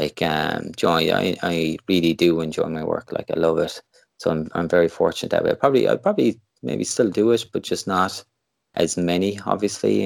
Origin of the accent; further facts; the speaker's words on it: Limerick, Munster, Ireland; also born or lived in Canada; I'm from Limerick in, in Ireland, which is kind of o, over kind of West Coast side.